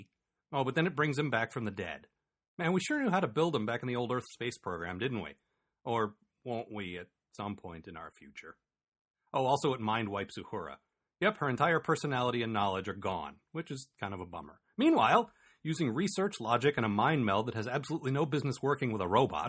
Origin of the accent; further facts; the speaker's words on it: United States; and I'm American